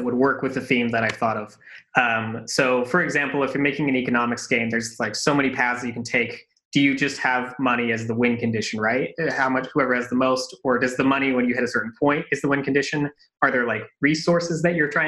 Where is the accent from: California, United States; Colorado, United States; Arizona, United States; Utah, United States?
Utah, United States; Salt Lake City; moved away as an adult; also born or lived in Japan / Europe; I grew up in Salt Lake City, and I was there until my early 20s